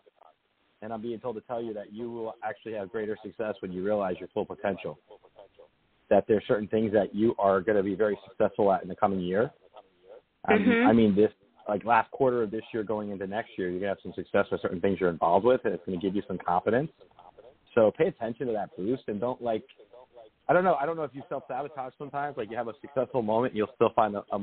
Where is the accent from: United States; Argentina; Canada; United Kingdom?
United States; Lodi, New Jersey; moved away; I was from Lodi originally